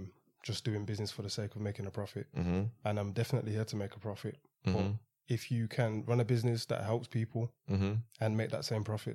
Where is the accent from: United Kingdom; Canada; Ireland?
United Kingdom; Birmingham, West Midlands; born there; No, so I was born in Birmingham.